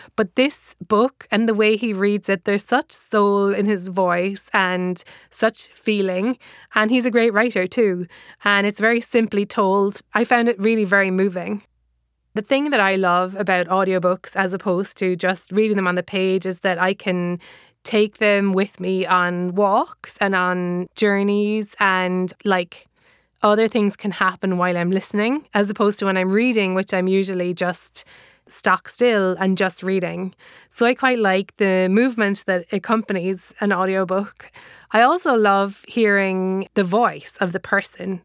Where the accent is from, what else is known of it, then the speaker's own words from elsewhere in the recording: Ireland; accent: Irish; moved away as an adult; now in United States; I am Irish, as you can probably hear from my accent